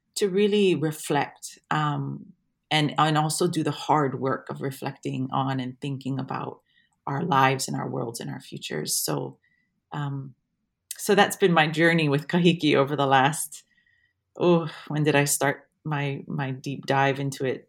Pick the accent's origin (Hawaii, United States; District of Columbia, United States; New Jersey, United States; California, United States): Hawaii, United States; Waimea; moved away as an adult; now in Wellington, New Zealand; I'm from Waimea, um, on the Big Island, and so Mauna Kea is my mountain